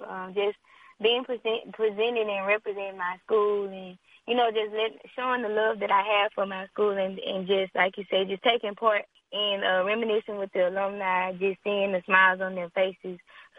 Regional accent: Arcadia, Louisiana, United States; I am from Arcadia, Louisiana. It's only about 15 minutes west of Grambling. So I'm a Gremlinite. I'm a third-generation Gremlinite.

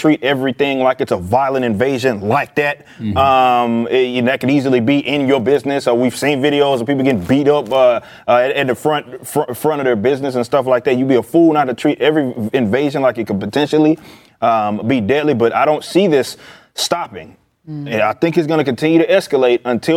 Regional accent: Texas, United States; I'm from Oakland, Texas. Like, this is my city

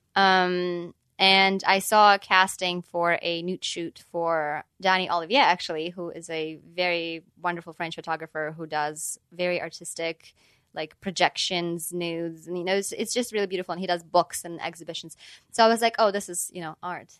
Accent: Ukraine; moved away; I'm from Ukraine

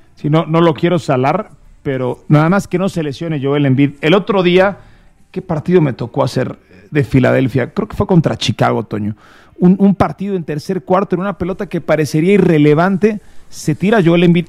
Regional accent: Mexico; somos mexicanos

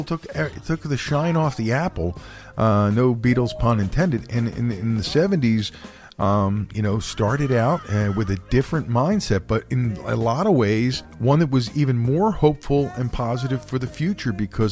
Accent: Philadelphia, Pennsylvania, United States; But see, growing up in Philadelphia, this stuff was on the radio.

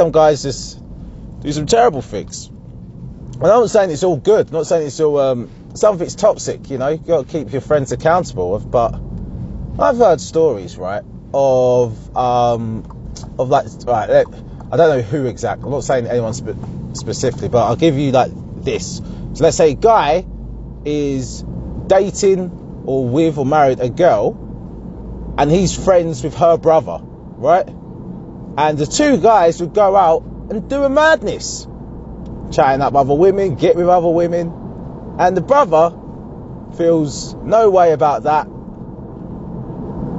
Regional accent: Essex, East of England, United Kingdom; I'm from Essex.

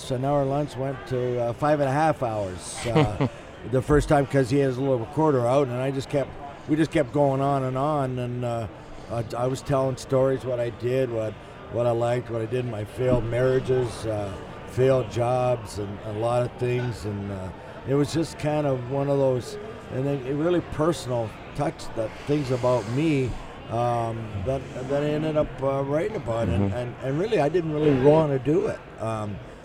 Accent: Toronto, Ontario, Canada; growing up in Toronto

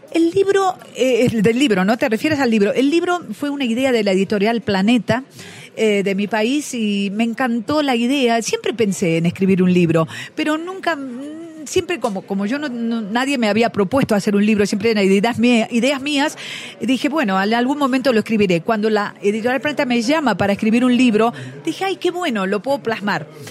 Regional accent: Argentina

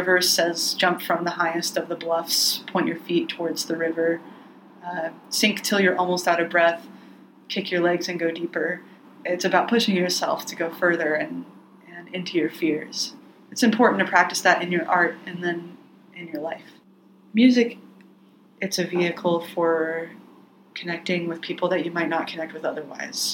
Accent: Plano, Texas, United States; moved away as an adult; also born or lived in Denton, Texas; now in Portland, United States; I'm from Plano, Texas, but I've been in Portland for about 12 years

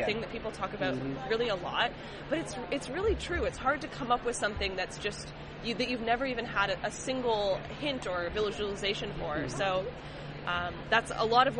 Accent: California, United States; I grew up in California, for a little context, in a very liberal part of this country

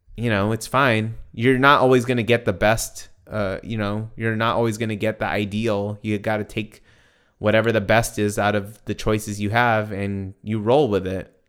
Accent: United States; I'm an American

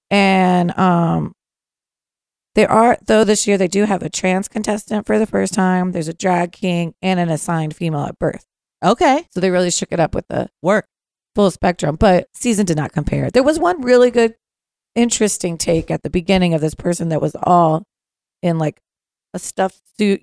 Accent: Northern Virginia, United States; I grew up in uh, Northern Virginia

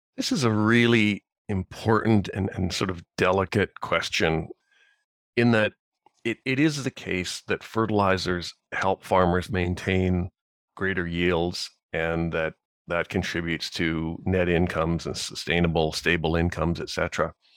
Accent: Saskatchewan, Canada; I grew up farming here in Saskatchewan

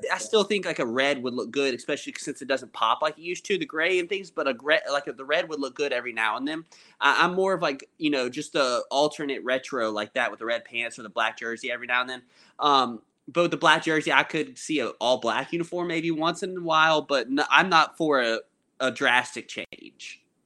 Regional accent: Gwinnett County, Georgia, United States; you and I grew up in Gwinnett

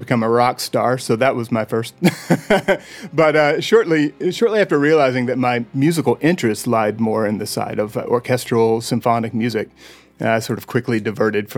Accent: Mechanicsville, Virginia, United States; also born or lived in Richmond, Virginia; So I was born in Richmond, Virginia, and then shortly after that, my family moved to a small town just outside of Richmond called Mechanicsville

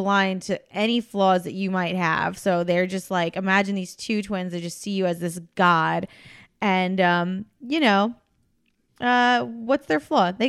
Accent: New Jersey, United States; we're from Jersey.

